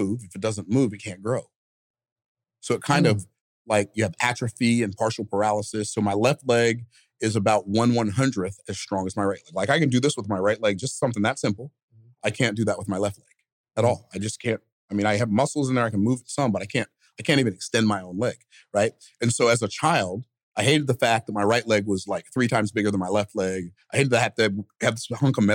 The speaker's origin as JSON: {"language": "English", "town": "Tampa", "region": "Florida", "country": "United States", "tie": "born or raised there", "said": "I was born in Tampa, May 14th, 1961"}